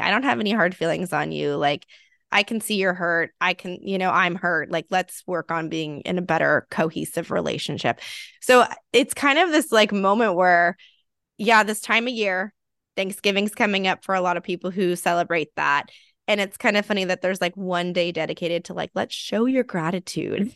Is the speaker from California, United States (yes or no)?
yes; California, United States; being a Californian